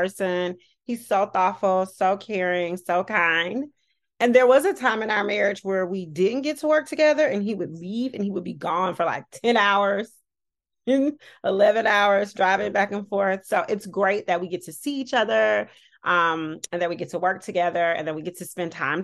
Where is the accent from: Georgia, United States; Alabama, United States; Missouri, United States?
Alabama, United States; Birmingham; moved away; also born or lived in Washington, District of Columbia, United States; I'm from Birmingham, Alabama.